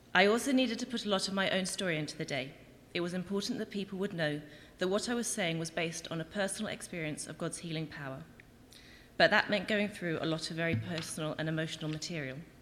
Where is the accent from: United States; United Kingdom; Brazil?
United Kingdom; England; moved away as an adult; now in Winnipeg, Canada; I'm from England, not Winnipeg, and I've lived in Winnipeg for just over a year